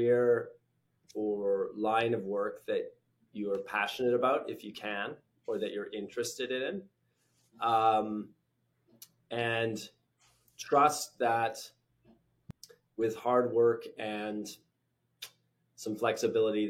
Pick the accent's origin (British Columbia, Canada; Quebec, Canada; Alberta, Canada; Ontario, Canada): British Columbia, Canada; moved away as an adult; also born or lived in London, United Kingdom / New York, United States; I grew up in British Columbia. I left after my undergrad. I moved to the UK